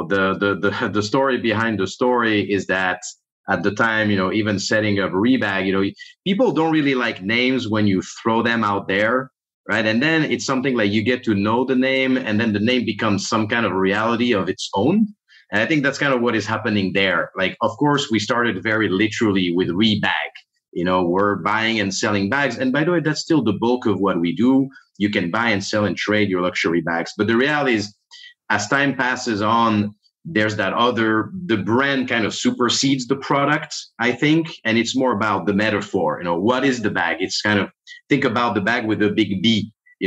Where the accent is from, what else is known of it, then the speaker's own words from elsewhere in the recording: Monaco; English is a second language; moved away as an adult; now in United States; I grew up south of France, technically in a smaller country, Monaco, which is, it's like separate country, actually the second smallest country in the world